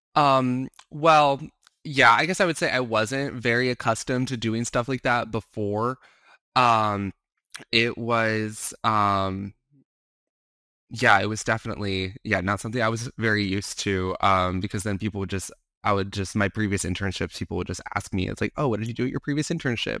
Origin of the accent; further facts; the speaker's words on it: Arizona, United States; I'm from Arizona, I was working for an Arizona senator